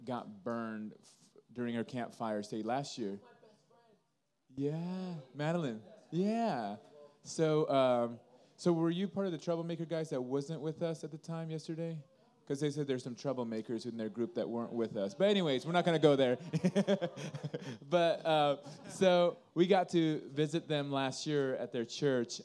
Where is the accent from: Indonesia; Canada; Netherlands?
Indonesia; now in Sioux City, United States; we grew up in Indonesia